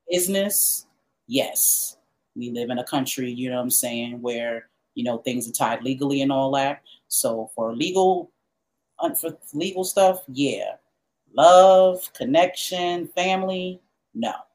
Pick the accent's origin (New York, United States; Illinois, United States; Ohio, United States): New York, United States; New York City; also born or lived in Pennsylvania; I'm from New York.